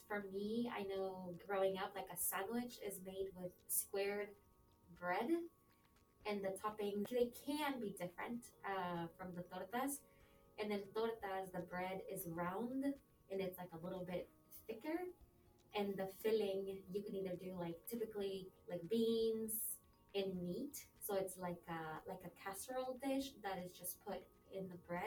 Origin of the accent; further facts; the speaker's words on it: southern Mexico, Mexico; moved away; Where I grew up in Mexico is in the south of Mexico